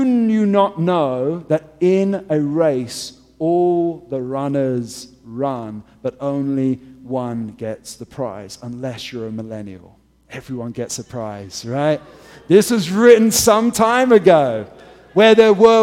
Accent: England, United Kingdom; moved away; I'm English

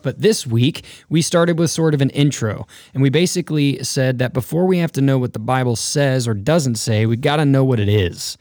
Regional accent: North Texas, United States; originally I grew up in North Texas

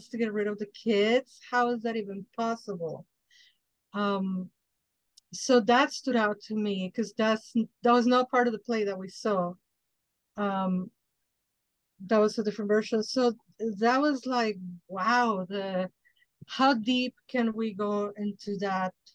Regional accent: Mexico; now in United States; I didn't grow up in the United States. I grew up in Mexico

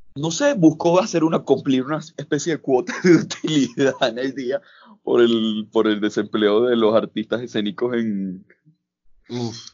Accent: Caracas, Capital District, Venezuela; moved away as an adult; now in Bogotá, Colombia; soy de Caracas. Estoy viviendo ahorita en Bogotá

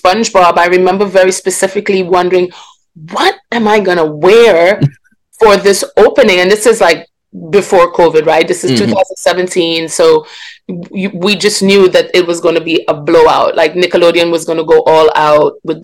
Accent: Grenada; also born or lived in Guyana; I grew up in Grenada, yes. I was actually born in Guyana in South America, mm-hmm. and moved to Grenada when I was very young. So that's where I grew up

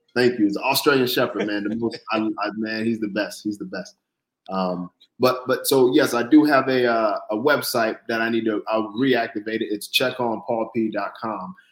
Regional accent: Florida, United States; moved away as an adult; also born or lived in Brooklyn, New York; now in New York, United States; born in Brooklyn, but raised in Florida

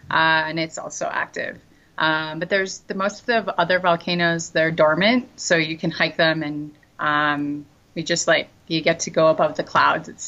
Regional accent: Canada; now in Antigua, Guatemala; I speak French and English because uh, I'm Canadian. Um, but I had to learn Spanish when I came here because his family doesn't speak English.

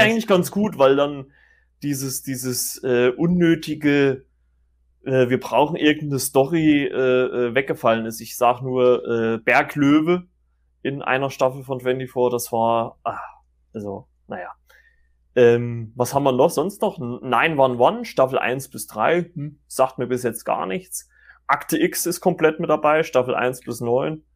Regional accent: Germany; bei uns in Deutschland

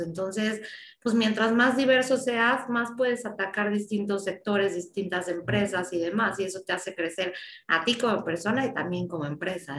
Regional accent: Mexico; mi país

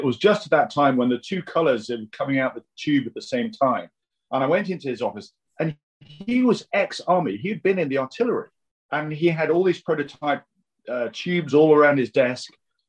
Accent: Vienna, Austria; I grew up in Vienna. My father was a diplomat with the United Nations, and I went to the international school there.

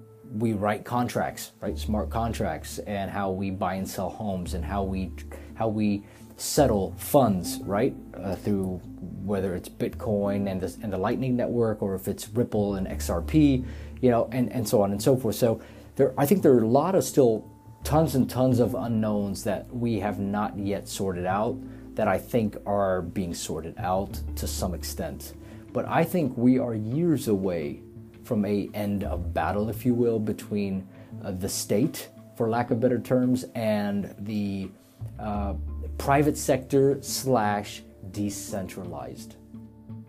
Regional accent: Lebanon; moved away; I'm originally from Lebanon, and I have a lot of family there

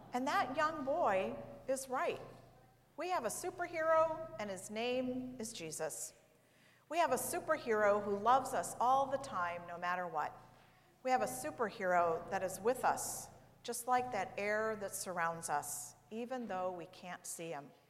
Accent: St. Louis, Missouri, United States; I grew up in St. Louis, which is in the state of Missouri

